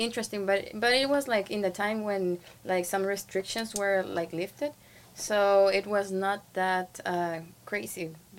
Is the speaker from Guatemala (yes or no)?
yes; Guatemala; English is a second language; moved away as an adult; also born or lived in Honduras; now in Taiwan; I am from Guatemala. And right now I just like, I'm 27 years old now.